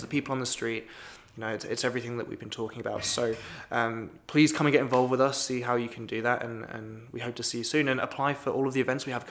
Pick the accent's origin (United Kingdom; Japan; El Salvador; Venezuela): United Kingdom; now in Wisconsin, United States; Being British, it's not a holiday I celebrate.